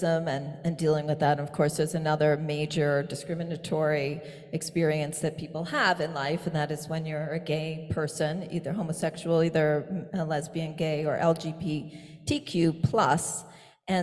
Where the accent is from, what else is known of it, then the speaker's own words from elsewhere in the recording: Pittsburgh, Pennsylvania, United States; I'm from Pittsburgh